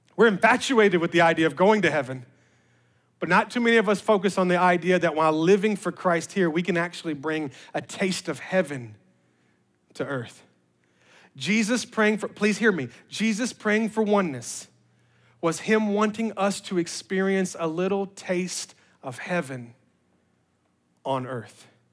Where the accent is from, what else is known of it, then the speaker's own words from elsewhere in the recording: Memphis, Tennessee, United States; we're from Memphis